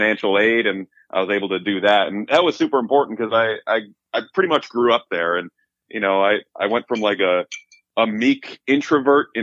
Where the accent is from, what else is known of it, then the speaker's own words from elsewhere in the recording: Lakeview, New York, United States; also born or lived in Buffalo, New York / Cheektowaga, New York; I was born right in Buffalo. When I was like a baby, I lived in Cheektowaga for all of 2 years. And then my family moved out to the South Towns, and I grew up in Lakeview, New York